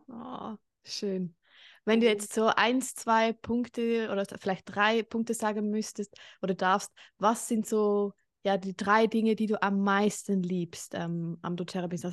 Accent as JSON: {"language": "German", "country": "Switzerland", "said": "Ich wohne in der Schweiz, bin auch Schweizerin"}